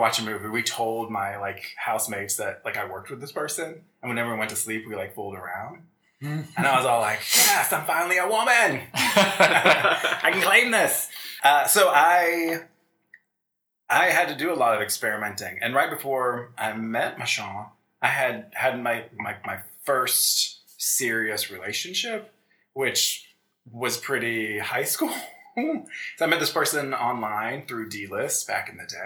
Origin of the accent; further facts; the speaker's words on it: Williamsburg, Virginia, United States; Colonial Williamsburg, Virginia